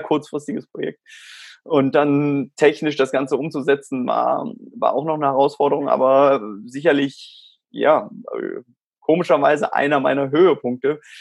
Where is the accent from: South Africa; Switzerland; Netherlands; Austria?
South Africa; also born or lived in Germany; now in Spain; ich bin in Südafrika aufgewachsen